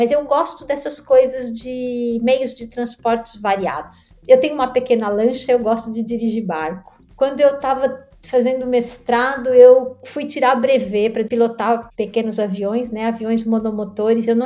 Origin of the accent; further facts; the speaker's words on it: São Paulo, Brazil; moved away as an adult; Então eu saí de São Paulo com 23 para 24 anos. Isso significa que eu já vivi maior parte da minha vida longe de São Paulo.